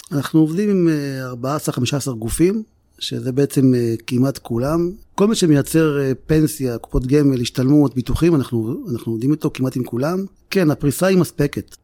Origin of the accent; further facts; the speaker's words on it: Ramla, Central District, Israel; נולדתי ברמלה, משפחה מרוקאית, שבע אחים ואחיות